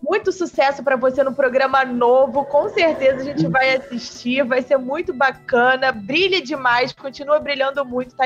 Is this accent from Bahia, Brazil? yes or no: no; Rio de Janeiro, Brazil; eu sou de Campo Grande